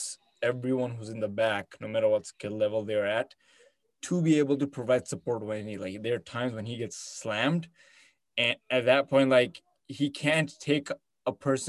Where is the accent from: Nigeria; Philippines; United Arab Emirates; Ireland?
United Arab Emirates; Abu Dhabi; also born or lived in India / Canada; now in Michigan, United States; I'm from Abu Dhabi